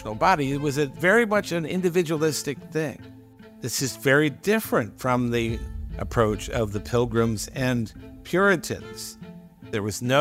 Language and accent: English; United States; we Americans